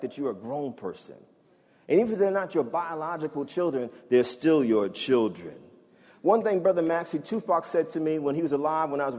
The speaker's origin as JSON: {"language": "English", "region": "East Coast", "country": "United States", "said": "I'm from the East Coast, y'all, so you know that meant snow in the wintertime"}